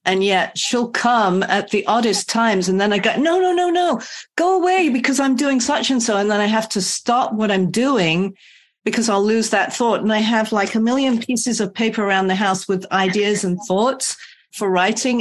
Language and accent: English; United Kingdom; now in California, United States; I'm British, so I should stop in England and see family